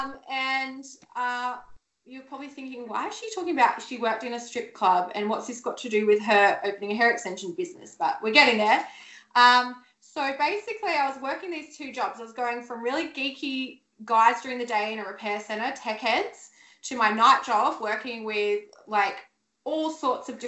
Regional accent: Sydney, New South Wales, Australia; moved away as an adult; now in Gold Coast, Australia; I'm from Sydney originally and I moved to the Gold Coast, oh God, so it'd be at least 11 or 12 years ago now.

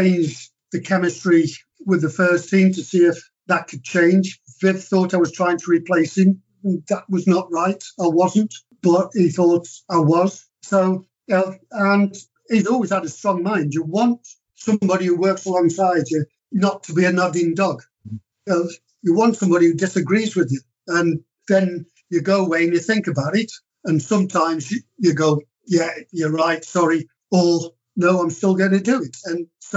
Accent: Stoke-on-Trent, West Midlands, United Kingdom; I was brought up in Stoke

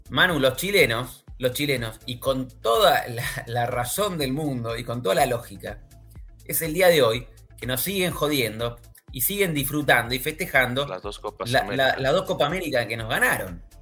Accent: Argentina; tengo que admitir como argentino que el argentino también se, digamos, busca ser un poco odiado.

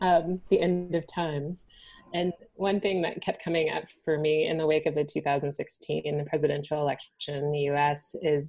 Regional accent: United States; as a Black woman, born and raised in the United States and who's the direct descendants of slaves

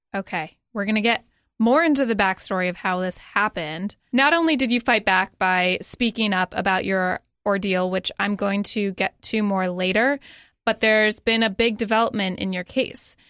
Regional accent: Connecticut, United States; moved away; my home state of Connecticut

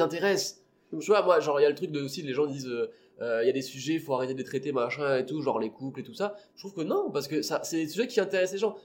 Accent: Réunion; now in Toulouse, France; j'ai grandi à La Réunion, parce que je suis né là-bas, j'ai grandi, toute ma famille est là-bas

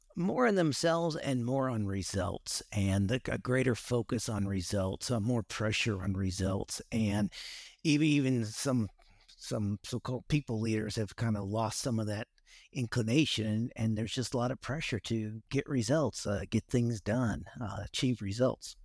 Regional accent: West Coast, United States; moved away as an adult; also born or lived in Dallas, Texas / Singapore / Australia; I grew up on the West Coast

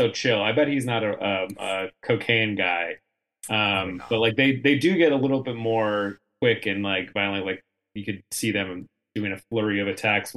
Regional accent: San Diego, California, United States; moved away; I'm from San Diego. I moved back home after college to San Diego for a couple years

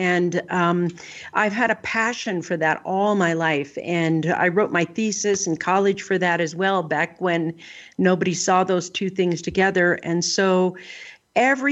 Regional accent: Northern California, United States; also born or lived in southern Colorado Mountains; now in Colorado, United States; I grew up in Northern California

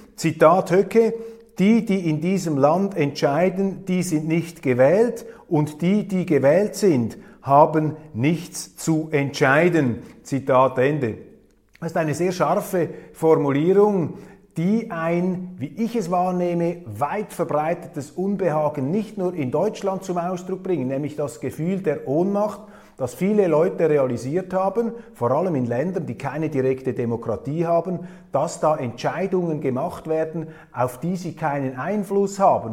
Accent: Switzerland; als Schweizer

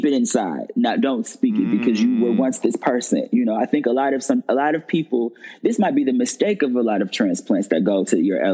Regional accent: Detroit, Michigan, United States; moved away as an adult; now in New York, United States; me living in Detroit absolutely cultivated and created and molded a person in me that could survive here.

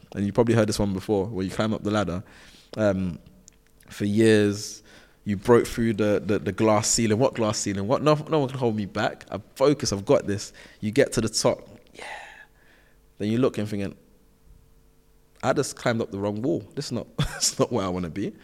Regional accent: London, United Kingdom; I'm from South London. Like, I went to schools where, um, we weren't really trying to do extra

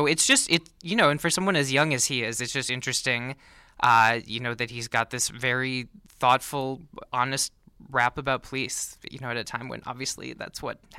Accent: Minnesota, United States; but I'm originally from Minnesota

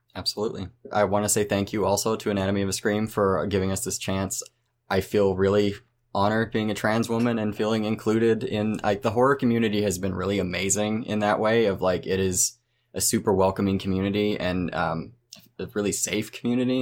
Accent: Oklahoma, United States; my home state of Oklahoma

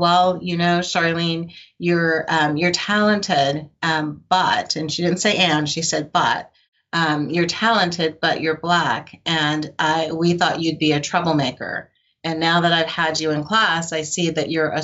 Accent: Albuquerque, New Mexico, United States; also born or lived in Oakland, California; my mother moved me to Albuquerque, New Mexico, of all places. And from there, you know, I went to high school in Albuquerque

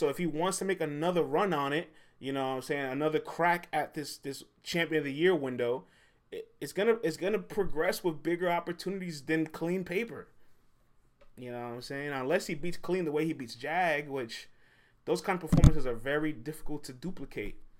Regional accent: New York City, New York, United States; I'm from the Bronx, man. The Boogie Down. I'm from the Boogie Down

